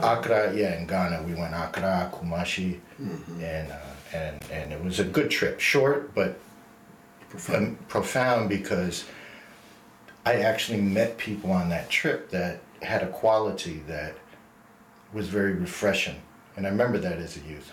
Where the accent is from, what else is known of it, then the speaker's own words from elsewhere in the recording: New Jersey, United States; I grew up in New Jersey, so I'm an American